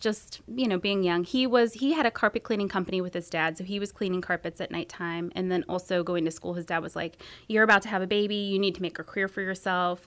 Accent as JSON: {"language": "English", "town": "San Jose", "region": "California", "country": "United States", "tie": "born or raised there", "also_born_or_lived": "Santa Cruz, California", "moved": "as an adult", "lives_now": "Medford, United States", "said": "I grew up in San Jose"}